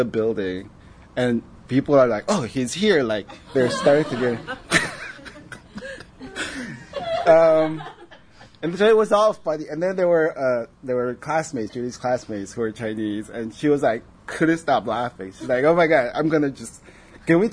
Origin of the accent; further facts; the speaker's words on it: Paraguay; moved away; also born or lived in South Korea; growing up in Paraguay